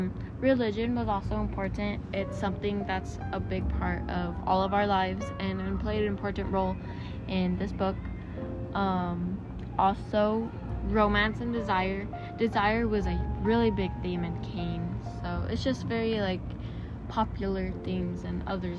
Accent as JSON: {"language": "English", "town": "Washington", "region": "District of Columbia", "country": "United States", "tie": "born there", "said": "I was born in Washington, D.C. I attended an all-white school, and I also attended an all-Black school."}